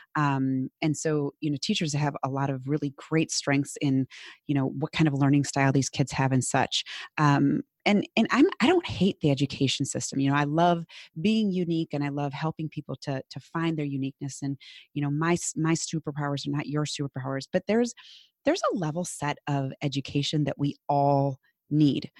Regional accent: Minnesota, United States; accent: Minnesotan; my very Minnesotan accent.

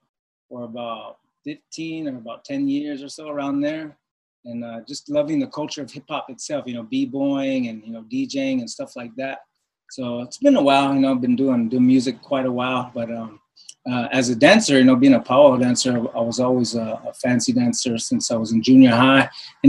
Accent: Apsáalooke Nation, Montana, United States; I'm from the Upsaloga Nation, Crow Nation in Montana. … which means good fortune on Mother Earth.

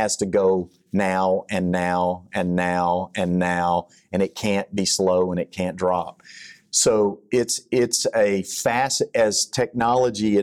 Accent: Texas, United States; accent: Texas; my Texas accent

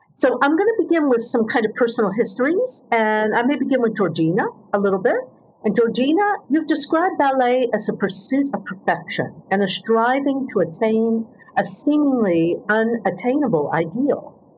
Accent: United States; moved away as an adult; also born or lived in United Kingdom / Singapore; I grew up in the United States

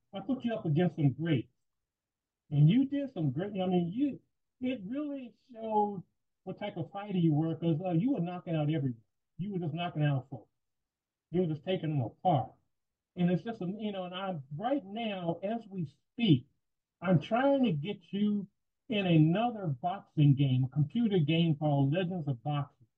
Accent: Washington, District of Columbia, United States; we're both from Washington, D.C. We went to the same high school, different eras, though. Both are uh, Rough Riders at Roosevelt High School

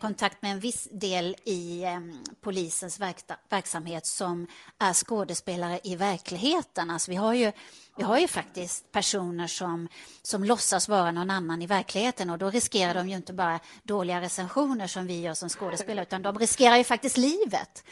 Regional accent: Karlskrona, Blekinge, Sweden; moved away; also born or lived in Stockholm; jag kommer från Karlskrona som man kanske hör på min dialekt

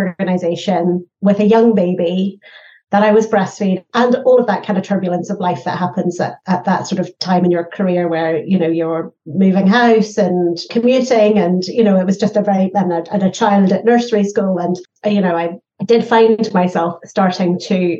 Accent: Northern Ireland, United Kingdom; I grew up in Northern Ireland

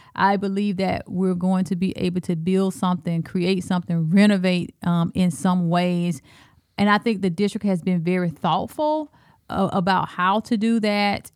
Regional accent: Alabama, United States; accent: Alabama; moved away as an adult; also born or lived in Texas; now in Cedar Rapids, United States; I'm from Alabama and, um, I went to Texas.

